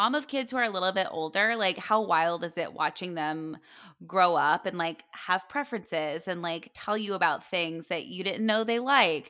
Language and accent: English; Tampa, Florida, United States; Growing up in Tampa, it's like Bloomin' Brands headquarters.